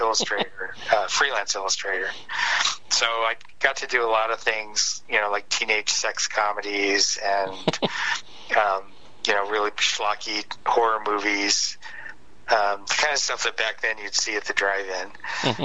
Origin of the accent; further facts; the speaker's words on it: Detroit, Michigan, United States; I grew up in Detroit, Michigan, or outside of Detroit